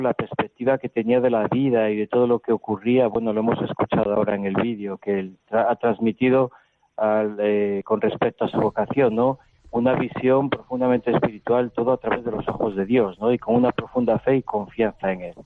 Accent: Spain; moved away; venimos con nuestros esquemas de España

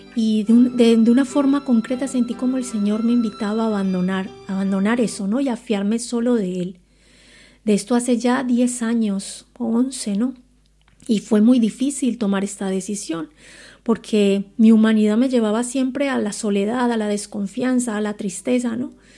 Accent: Colombia; moved away as an adult; now in Spain; tengo 43 años, nací en Colombia

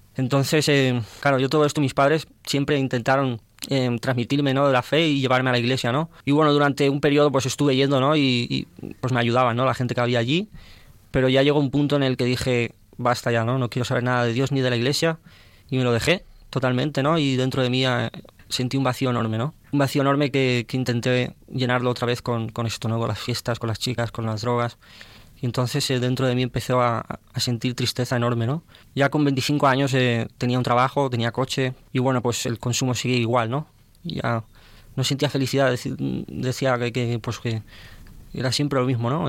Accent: Valencia, Valencian Community, Spain; now in Tarragona, Spain; soy de Valencia

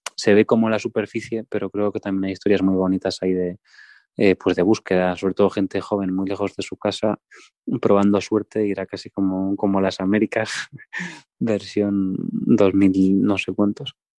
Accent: Santiago de Compostela, Galicia, Spain; yo soy de Santiago de Compostela

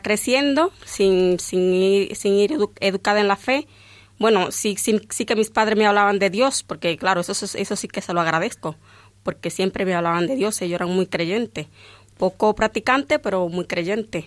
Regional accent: Dominican Republic; now in Valdemoro, Spain; yo nací en un, en un pueblo muy pequeño, allí en mi país, y en aquel pueblo no, no había iglesia.

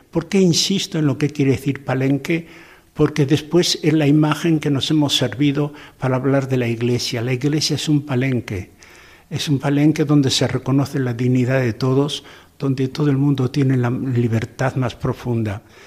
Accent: Corella, Navarre, Spain; moved away as an adult; also born or lived in Valencia / Portugal / Esmeraldas, Ecuador; En Corella, mi pueblo natal

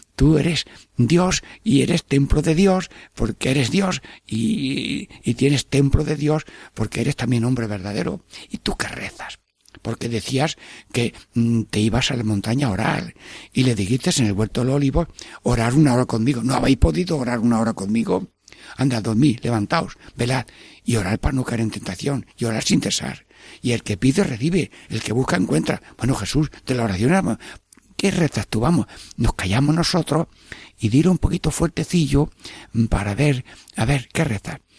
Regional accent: Albanchez de Mágina, Andalusia, Spain; mi pueblo, Albanchez de Maginajem

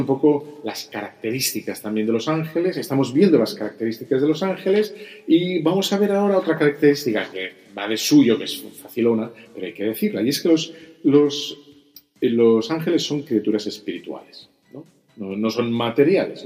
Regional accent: Bilbao, Basque Country, Spain; soy de Bilbao

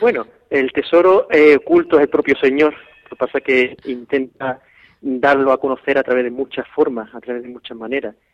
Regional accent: Seville, Andalusia, Spain; yo soy sevillano

